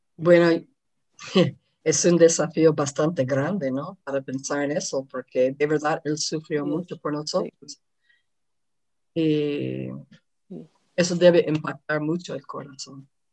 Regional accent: United States; moved away; yo soy de los Estados Unidos

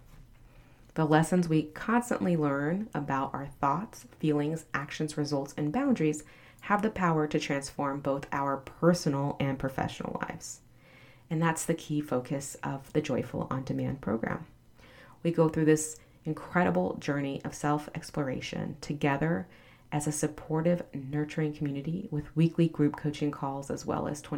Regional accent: the South, United States; I'm from the South

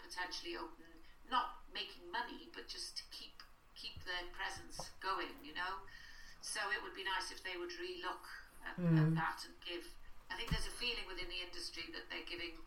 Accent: Bangor, Wales, United Kingdom; It was the only Welsh medium primary school in Bangor, where I was brought up at the time.

